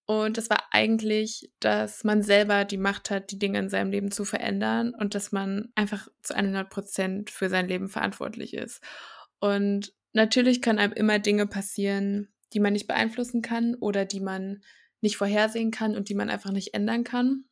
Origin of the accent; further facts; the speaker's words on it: Thuringia, Germany; also born or lived in Rostock; ich bin gebürtig auch aus Thüringen, habe hier mein Abi gemacht